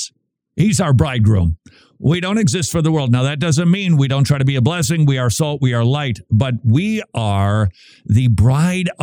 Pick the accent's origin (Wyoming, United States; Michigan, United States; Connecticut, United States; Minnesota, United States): Minnesota, United States; moved away as an adult; I'm from Minnesota. We don't have accents